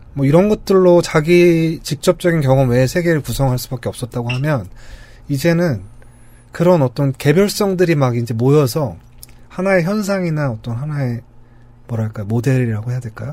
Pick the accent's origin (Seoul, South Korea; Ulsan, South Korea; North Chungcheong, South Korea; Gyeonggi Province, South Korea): Seoul, South Korea; 저희가 나고 자란 도시이기도 하지만